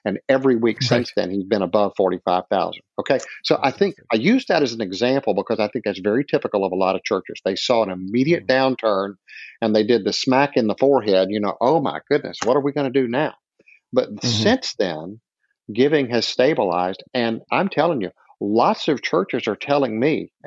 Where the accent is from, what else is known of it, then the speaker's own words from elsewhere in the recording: the South, United States; I'm from the South